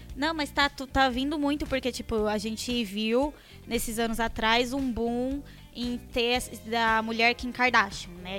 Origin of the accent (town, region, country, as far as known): Ribeirão Preto, São Paulo, Brazil; born or raised there; now in São Paulo, Brazil